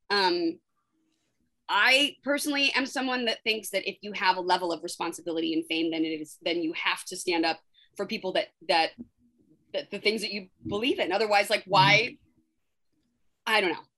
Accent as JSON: {"language": "English", "country": "United States", "said": "I'm an American citizen. I'm a I'm a woman. I'm a, I'm a mother."}